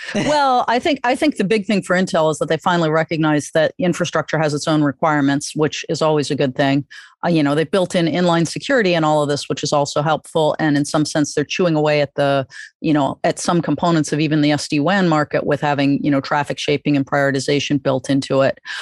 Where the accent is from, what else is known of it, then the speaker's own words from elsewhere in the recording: New York, United States; as a New Yorker